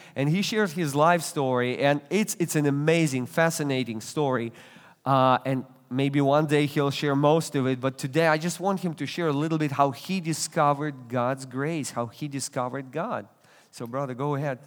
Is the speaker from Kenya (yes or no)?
no; Russia; English is a second language; moved away; I was born and raised in Russia. You, you can tell by, by an accent, by my accent.